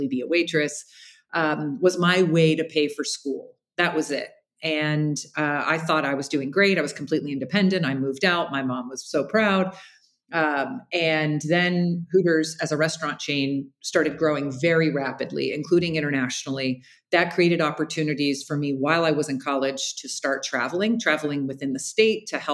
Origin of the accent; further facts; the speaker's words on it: Jacksonville, Florida, United States; I grew up in Jacksonville, Florida